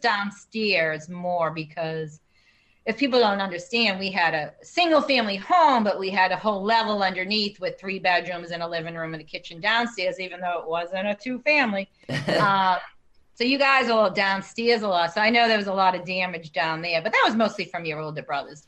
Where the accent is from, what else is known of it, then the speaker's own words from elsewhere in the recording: Medford, United States; I grew up in Medford, and we had a um, do you call it drive-in theater